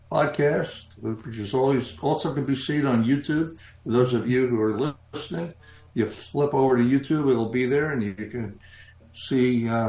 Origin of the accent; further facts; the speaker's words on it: New York City, New York, United States; moved away; I grew up in and around New York City